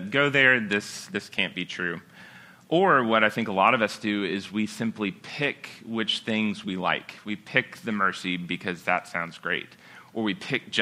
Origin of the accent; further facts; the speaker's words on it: South Carolina, United States; I'm from South Carolina